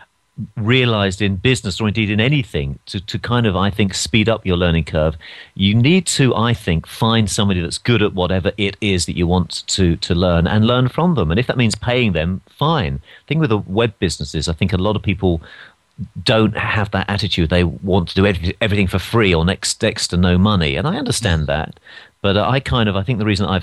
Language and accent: English; London, United Kingdom; moved away as an adult; now in United States; I'm from London